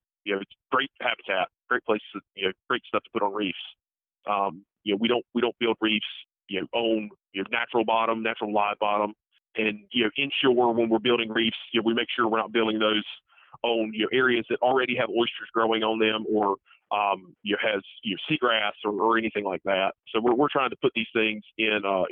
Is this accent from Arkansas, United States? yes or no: no; Tarboro, North Carolina, United States; I am originally from Tarboro, North Carolina